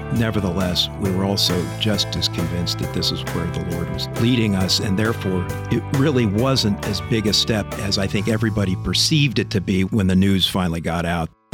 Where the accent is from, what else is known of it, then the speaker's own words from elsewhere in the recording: Southern California, United States; also born or lived in San Gabriel Valley / Orange County; I did grow up in Southern California, born in Northern California. Mom and dad raised us in, uh, Southern California, first out in the San Gabriel Valley and then in Orange County